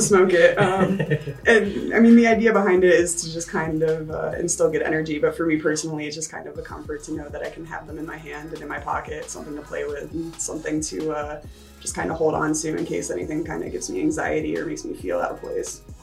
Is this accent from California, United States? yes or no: no; New Paltz, New York, United States; moved away as an adult; now in Las Vegas, United States; originally, I'm from New York. Uh, I came from like a little hippie town called New Paltz